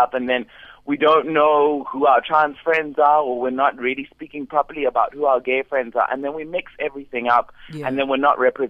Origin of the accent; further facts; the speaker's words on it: Zimbabwe; I am from Zimbabwe.